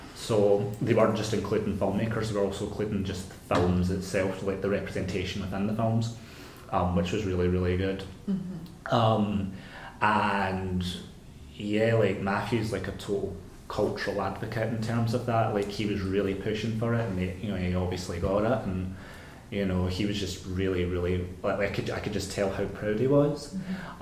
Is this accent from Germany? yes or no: no; Glasgow, Scotland, United Kingdom; my hometown of Glasgow